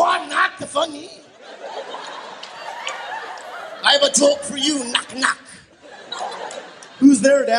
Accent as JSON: {"language": "English", "town": "San Diego", "region": "California", "country": "United States", "tie": "born or raised there", "said": "And I grew up in San Diego."}